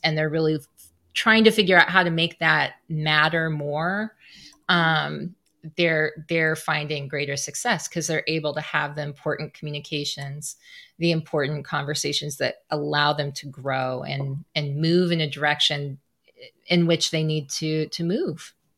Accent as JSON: {"language": "English", "region": "Southwest Missouri", "country": "United States", "tie": "born or raised there", "moved": "yes", "said": "my hometown in Southwest Missouri"}